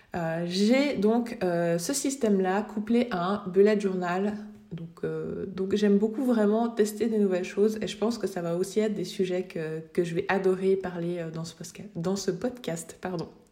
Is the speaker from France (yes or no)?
no; Switzerland; je viens de Suisse